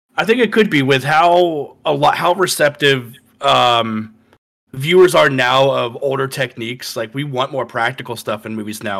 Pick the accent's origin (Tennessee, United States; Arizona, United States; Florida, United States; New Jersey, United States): Florida, United States; born or raised there